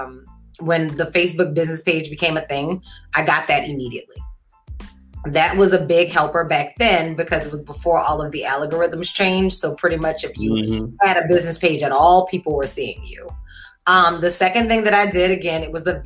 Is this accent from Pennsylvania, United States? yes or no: no; New Orleans, Louisiana, United States; moved away as an adult; also born or lived in New York; I am born and bred in New Orleans. I finished high school at Ursuline Academy